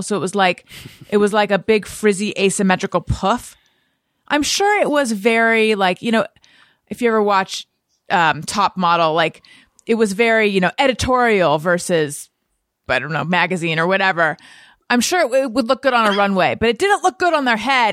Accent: Southern California, United States; also born or lived in New York; I grew up in Southern California

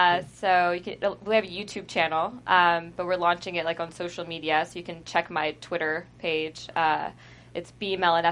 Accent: Texas, United States; like my character, the Southern hospitality growing up in Texas, I feel like that's a real thing

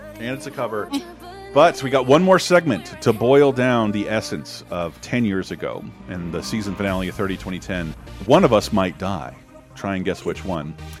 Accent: North Florida, United States; I'm from North Florida, which is different from Orlando, Florida, and Miami, Florida

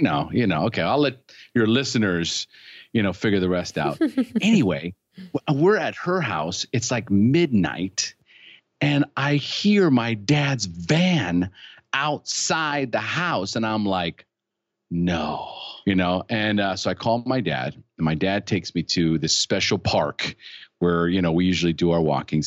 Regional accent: California, United States; moved away as an adult; now in Costa Rica; I was born in California. So I'm originally from, from the United States. I live in Costa Rica now, but, and I've been here for twenty years

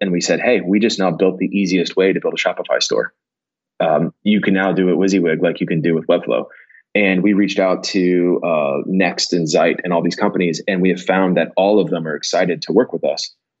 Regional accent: Houston, Texas, United States; I'm from Houston. I live in Texas

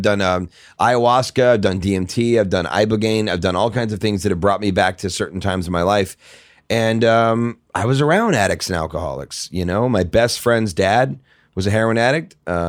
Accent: St. Louis, Missouri, United States; St. Louis, Missouri.

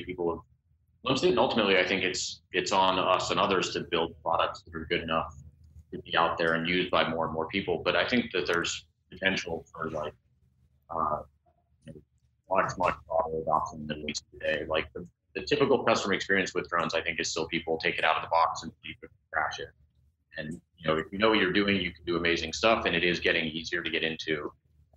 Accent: Colorado, United States; moved away; I'm originally from Colorado

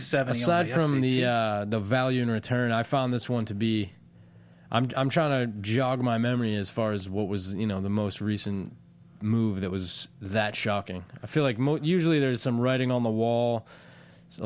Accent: Boston, Massachusetts, United States; now in Los Angeles, United States; I'm from West Roxbury, Massachusetts.

